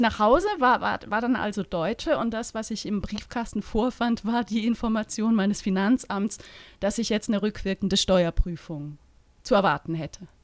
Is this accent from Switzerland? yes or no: yes; Eastern Switzerland, Switzerland; Heimat ist schon der Ort, wo ich herkomme. Da fühle ich mich sehr verbunden, äh, nach wie vor. Ne? Das ist so mhm. ein kleiner Flecken Ostschweiz.